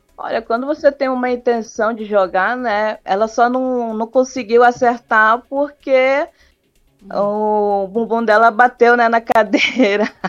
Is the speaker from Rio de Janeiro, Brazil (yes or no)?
yes; Rio de Janeiro, Brazil; also born or lived in Ananindeua; now in Belém, Brazil; eu sou do Rio de Janeiro, mas moro aqui em Belém.